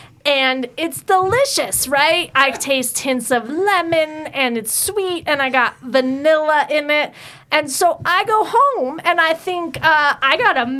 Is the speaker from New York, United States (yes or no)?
yes; New York, United States; now in Georgia, United States; So I live in Georgia, but I came from New